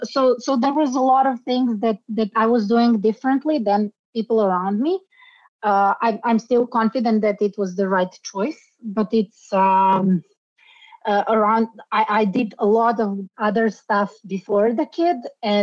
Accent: Sarajevo, Federation of Bosnia and Herzegovina, Bosnia & Herzegovina; now in Belgrade, Serbia; In the 1990s, I actually was a refugee. I came from Bosnia, from Sarajevo to Belgrade.

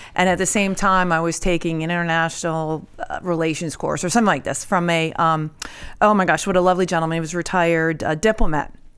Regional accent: outside of Syracuse, New York, United States; also born or lived in Mexico, New York; I grew up outside of Syracuse

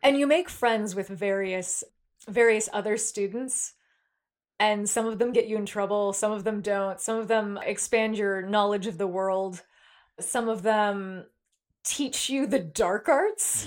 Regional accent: San Jose, California, United States; from my hometown, San Jose

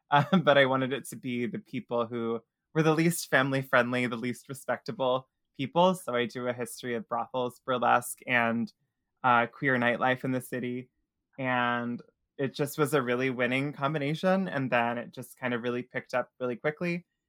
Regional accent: Tennessee, United States; now in New Orleans, United States; So I'm originally from Tennessee. I was born in a really rural corner of Tennessee that not a lot of people would recognize the name of. But we moved all over, and I was just trying to get it.

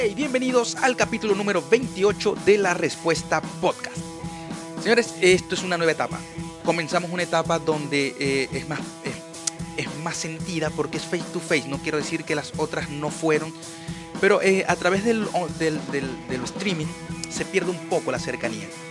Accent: Maracaibo, Zulia, Venezuela; moved away; Yo vengo de Maracaibo, donde el calor 24-7 es infernal

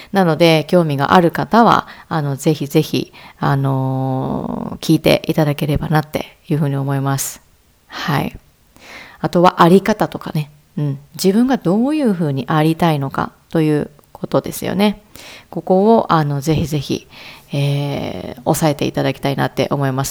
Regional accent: Ehime, Japan; moved away as an adult; now in Kagawa, Japan; 出身は愛媛です。で、香川に今は住んでいるんですけれども

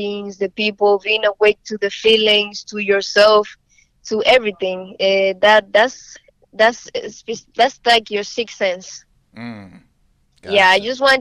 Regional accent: Barahona, Dominican Republic; moved away as an adult; now in United States; Well, I'm from Dominican Republic. I'm from a small city called Barahona, a small town. Came, you know, to the United States maybe like 3-4 years ago

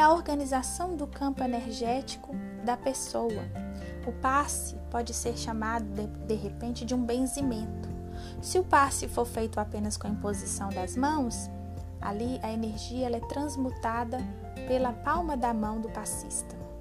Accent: Teófilo Otoni, Minas Gerais, Brazil; now in Contagem, Brazil; Nascida e criada em Teófilo Otoni, hoje moro em Contagem

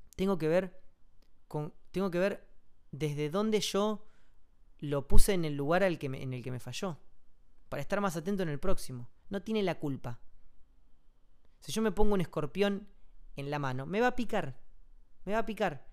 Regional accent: Comodoro Rivadavia, Chubut, Argentina; moved away; Comodoro, que es mi ciudad natal

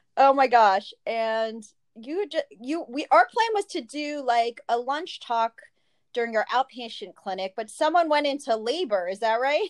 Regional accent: New Jersey, United States; moved away; also born or lived in New York City; I grew up in New Jersey and went to New York City

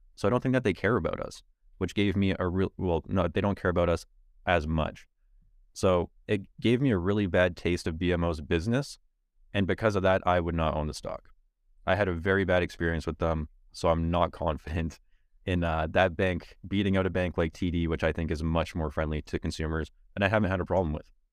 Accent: Canada

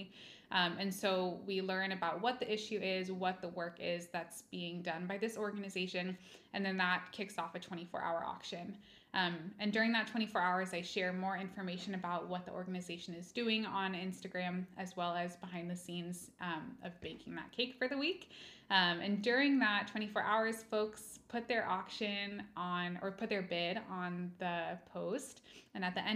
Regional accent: Kent, Washington, United States; also born or lived in Walla Walla, Washington / Denmark; I'm just from this area. I was raised pretty much in Kent in South King County

